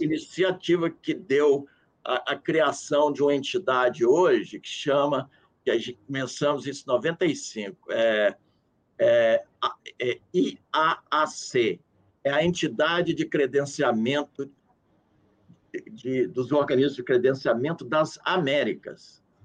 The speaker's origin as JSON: {"language": "Portuguese", "country": "Brazil", "said": "sou do Brasil"}